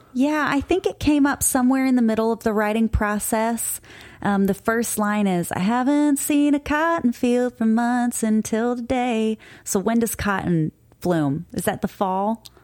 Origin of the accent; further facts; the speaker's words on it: Cape Girardeau, Missouri, United States; now in Florida, United States; Cape Girardeau, Missouri. That's my hometown. That's where I grew up most of my life.